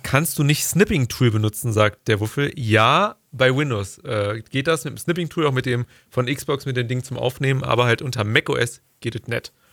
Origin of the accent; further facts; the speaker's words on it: Germany; als Deutscher